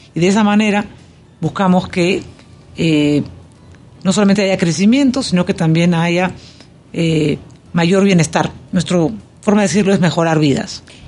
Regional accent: Peru; now in Panama; Yo como peruana

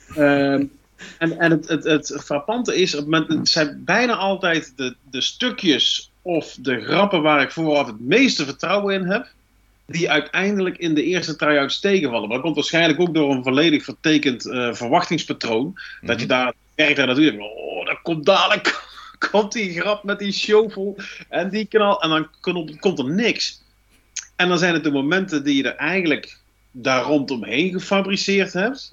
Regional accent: North Brabant, Netherlands; accent: Brabants; We hebben een heel toegankelijk accent, eh, tongval, die ehm, nogal vlug als grappig gezien wordt.

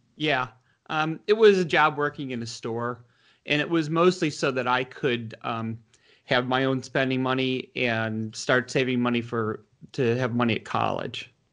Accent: Detroit, Michigan, United States; now in Washington, D.C., United States; I grew up in Michigan. Um, in the northwest suburbs of Detroit

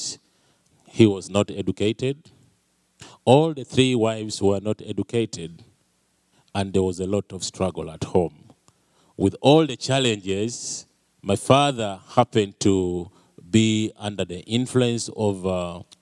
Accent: Uganda; moved away; I'm from Uganda, a little country way back in Africa

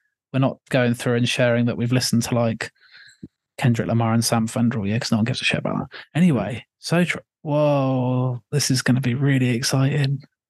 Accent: United Kingdom; I'm from Great Britain or not so Great Britain

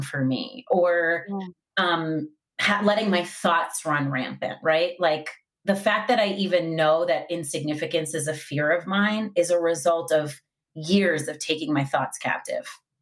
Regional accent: Long Island, New York, United States; I grew up in Long Island

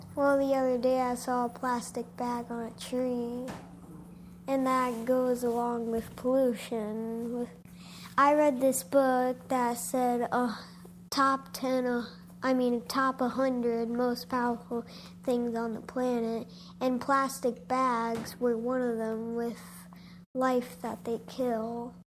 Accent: Michigan, United States; I'm from Michigan. I grew up here.

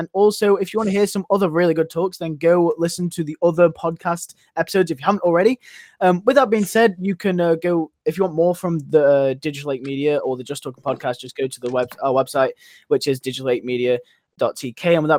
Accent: United Kingdom

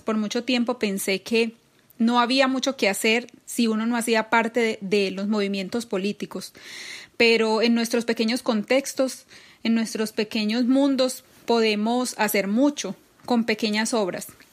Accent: Colombia; now in São Paulo, Brazil; como colombianos en el exterior

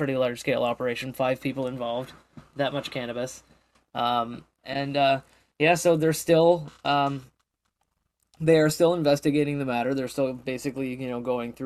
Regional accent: Canada; moved away; my home country

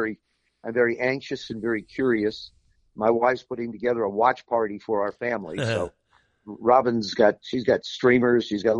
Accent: South River, New Jersey, United States; moved away; I spent a lot of time up in South River where I grew up in New Jersey.

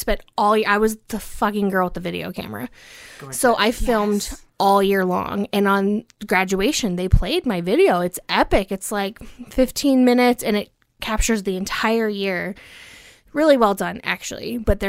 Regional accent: Cincinnati, Ohio, United States; But I also grew up in Cincinnati, Ohio.

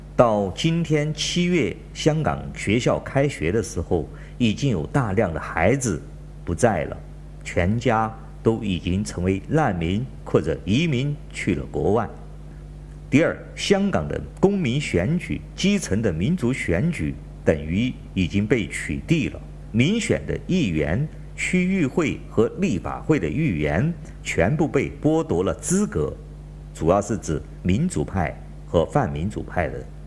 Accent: China; 我是来自中国大陆的

